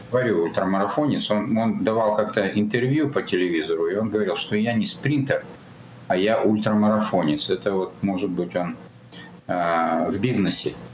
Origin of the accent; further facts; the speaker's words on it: Almaty, Kazakhstan; Я родился в Алмате в 1960 году.